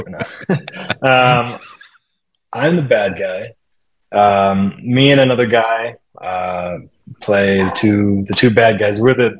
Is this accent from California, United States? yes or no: yes; California, United States; first language English; I'm from California